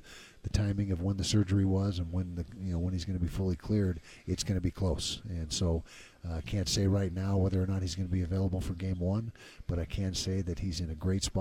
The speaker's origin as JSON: {"language": "English", "region": "Utah", "country": "United States", "tie": "born or raised there", "said": "growing up in Utah"}